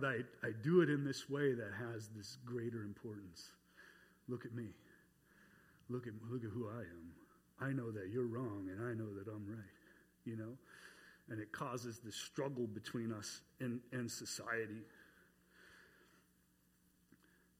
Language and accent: English; North Dakota, United States; moved away as an adult; also born or lived in North Carolina; I was from North Dakota